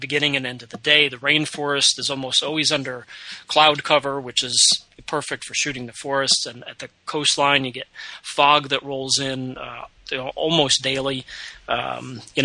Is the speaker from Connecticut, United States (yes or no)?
yes; Connecticut, United States; I grew up in Connecticut